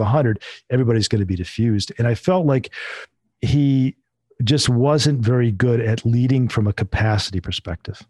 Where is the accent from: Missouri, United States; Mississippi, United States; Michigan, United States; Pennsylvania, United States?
Michigan, United States; Northern; I'm originally from Michigan, and I was in Northern Michigan, grew up and raised there